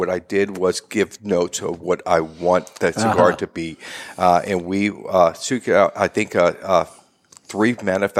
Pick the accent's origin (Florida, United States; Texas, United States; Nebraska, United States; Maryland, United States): Florida, United States; Tampa; I was born and raised in West Tampa